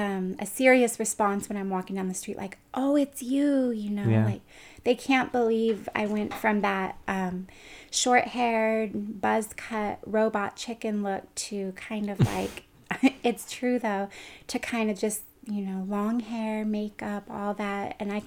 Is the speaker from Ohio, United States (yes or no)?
no; Pioneer, California, United States; So I grew up in Pioneer, California, which is an hour and 20 minutes northeast of Stockton off of Highway 88. And my hometown is a little less than 2,000 people. And it's a small town